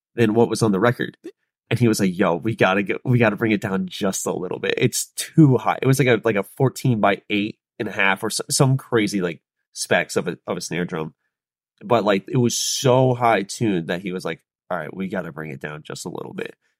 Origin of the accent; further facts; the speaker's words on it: Charlotte, North Carolina, United States; I was born and raised in Charlotte